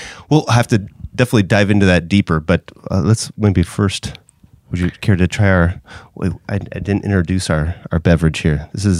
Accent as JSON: {"language": "English", "town": "Decatur", "region": "Illinois", "country": "United States", "tie": "born or raised there", "said": "My hometown."}